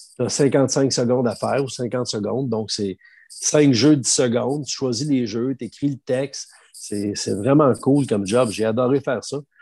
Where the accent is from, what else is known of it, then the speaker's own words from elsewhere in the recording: Saint-Boniface, Quebec, Canada; accent: Shawinigan; also born or lived in Repentigny; je viens de la campagne, à boniface un petit village en Mauricie. J'ai grandi en allant au Festival Western à Saint-Tite